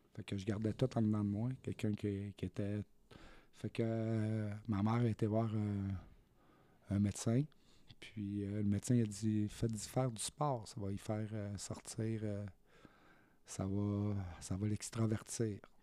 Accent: Saint-Jean-sur-Richelieu, Quebec, Canada; moved away as an adult; also born or lived in Saguenay, Quebec; je suis natif du Saguenay, mais je suis parti de là-bas, j'avais 6 ans, puis moi, j'ai fait ma... ma, vie ici, sur la Rive-Sud, à Saint-Jean, c'est... La... la, majeure partie de ma, vie, je l'ai passée à Saint-Jean-sur-Richelieu

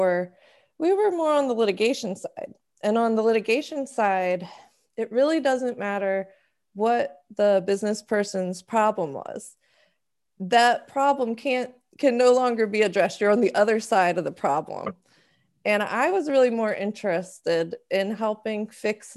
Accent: Maryland, United States; moved away as an adult; also born or lived in Florida; now in New York, United States; I'm originally from the Maryland area

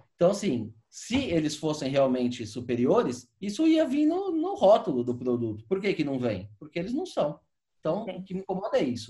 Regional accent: São Paulo, Brazil; eu morei, morei minha vida inteira aqui em São Paulo

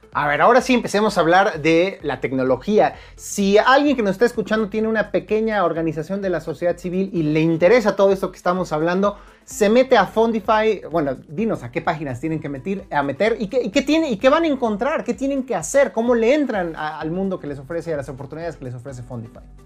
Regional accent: Mexico; como mexicano

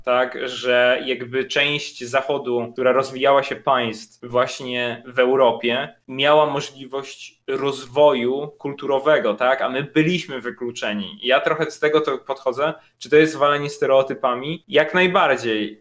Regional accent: Poland; moved away as an adult; also born or lived in Brussels; jestem z Polski

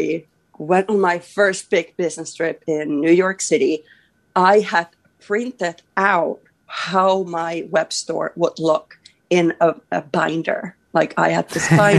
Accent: Finland; I'm from a small town in here in Finland. I'm from Baimingon, and I felt like I didn't have many, you know, opportunities or whatnot. So that's how I grew up

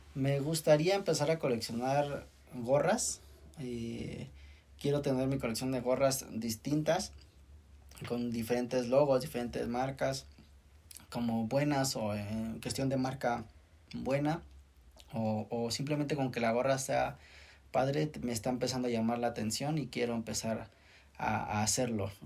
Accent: Mexico; como mexicanos

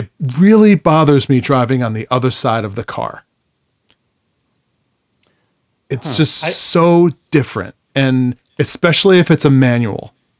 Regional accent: New York, United States; accent: New York; So whenever we get together, my New York accent usually comes out within like, you know, a couple of hours.

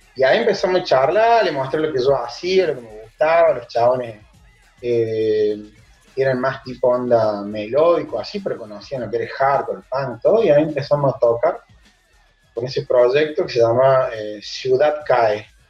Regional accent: Córdoba, Argentina; accent: tonada cordobesa; moved away as an adult; now in Florianópolis, Brazil; Nacido y criado en Córdoba, en de Córdoba, en la República, como se dice allá.

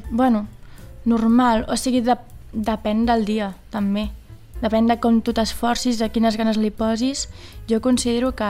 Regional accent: Vilafranca, Catalonia, Spain; A sobre soc de Vilafranca.

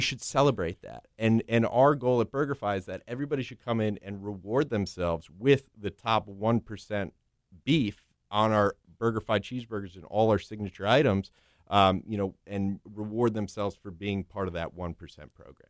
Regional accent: South Florida, United States; also born or lived in Northeast United States / Manhattan, New York; originally I was, I was born in the Northeast, but I was raised and, and grew up down here in South Florida.

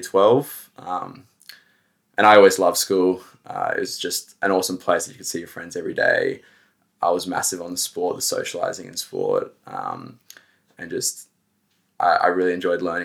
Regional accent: Manly, New South Wales, Australia; also born or lived in United States; I grew up in the Northern Beaches in Manly

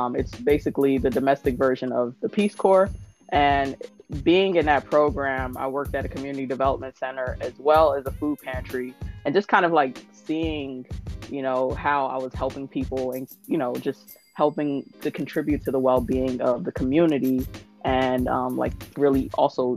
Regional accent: New Jersey, United States; I am from New Jersey

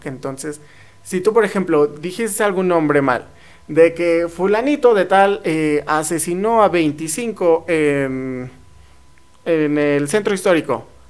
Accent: near Teotihuacán, State of Mexico, Mexico; now in San Luis Potosí, Mexico; yo soy de cerca de la zona arqueológica de Teotihuacán

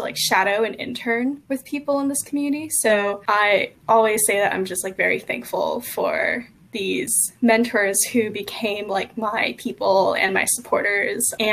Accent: East Bay, California, United States; I grew up in the East Bay, so I was maybe an hour or so away from Silicon Valley

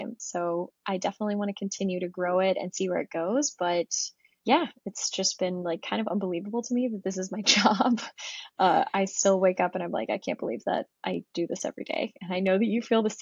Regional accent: Florida, United States; also born or lived in Germany; I grew up near the ocean in Florida

